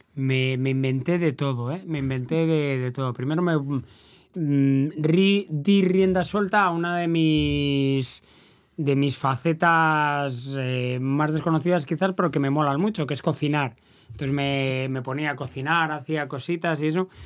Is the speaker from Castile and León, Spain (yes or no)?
yes; Valladolid, Castile and León, Spain; moved away as an adult; now in El Hierro, Spain; yo soy del barrio de las Delicias